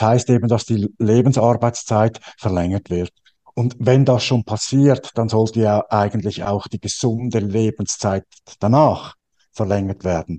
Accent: Switzerland; bei uns in der Schweiz

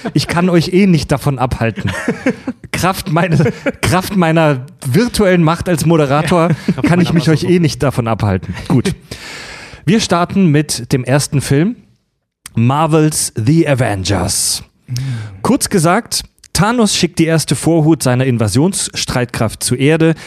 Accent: Stuttgart, Baden-Württemberg, Germany; moved away; ich komme ja aus der Ecke

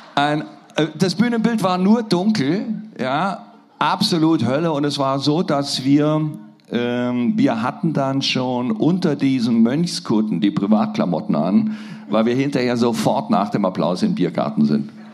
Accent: Nürtingen, Baden-Württemberg, Germany; born or raised there; also born or lived in Neu-Ulm

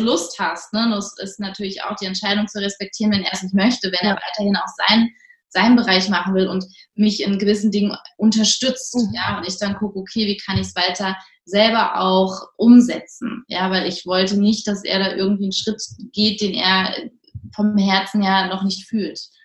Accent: near Frankfurt am Main, Hesse, Germany; Wir sind aus der Nähe von Frankfurt am Main

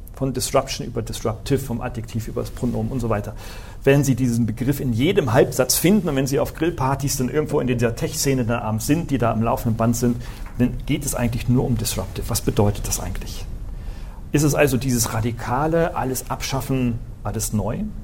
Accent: Northern Germany, Germany; Ich bin ein Norddeutscher

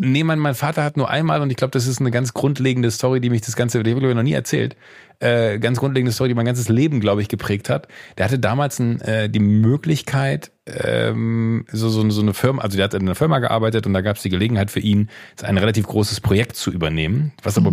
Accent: Viersen district, Mönchengladbach area, North Rhine-Westphalia, Germany

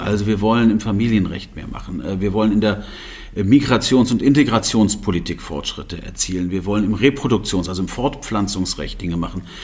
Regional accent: Germany; wir haben ja als Deutsche

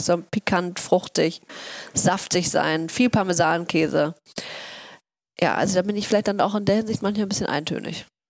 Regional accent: Hamburg, Germany; also born or lived in Oslo; ich bin in Othmarschen aufgewachsen

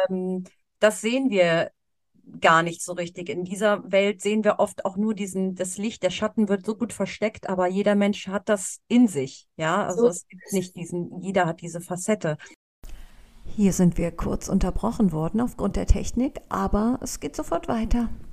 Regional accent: Cologne, North Rhine-Westphalia, Germany; in Köln äh, wo ich herkomme oder wo ich noch wohne

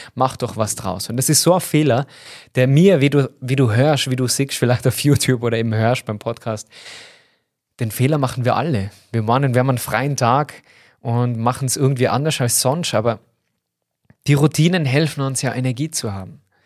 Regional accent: Tyrol, Austria; accent: Tyrolean dialect; falle voll in den Tiroler Dialekt

